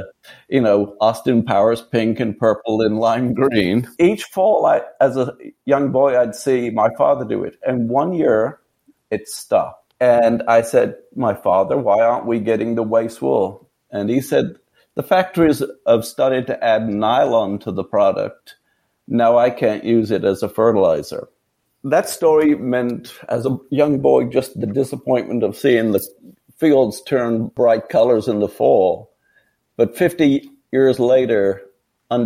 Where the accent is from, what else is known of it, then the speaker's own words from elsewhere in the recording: near Kidderminster, West Midlands, United Kingdom; moved away; was born in England, 7 miles from a town called Kidderminster